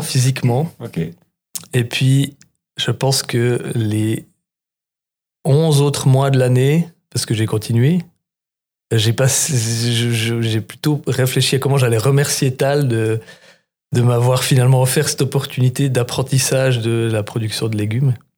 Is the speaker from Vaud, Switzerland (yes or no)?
no; Reconvilier, Bern, Switzerland; j'ai grandi dans le Jura bernois dans un village que Couleur 3 a rendu célèbre qui s'appelle Reconvilliers